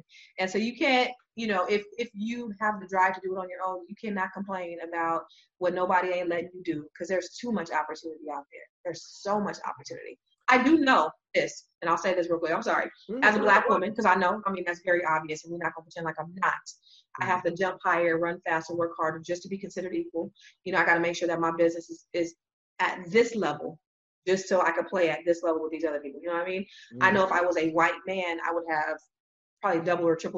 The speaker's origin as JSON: {"language": "English", "town": "San Jose", "region": "California", "country": "United States", "tie": "born or raised there", "said": "the Silicon Valley, my hometown, San Jose, California"}